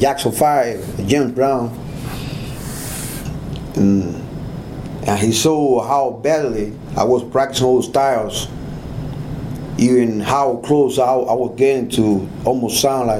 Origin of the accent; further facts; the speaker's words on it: Havana, Cuba; English is a second language; moved away; I was one of the two singer in Havana, better said in Cuba